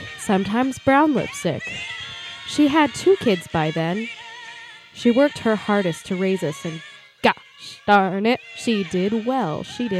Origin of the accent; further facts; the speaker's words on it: New Mexico, United States; moved away; I was born on February 6th, 1997. Back then, I lived in New Mexico. Think dry cold. Think amazing sunsets.